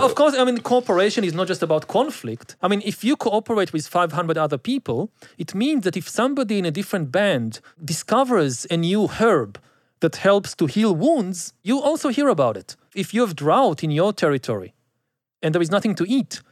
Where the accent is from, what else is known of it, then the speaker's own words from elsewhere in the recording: Israel; I grew up again in Israel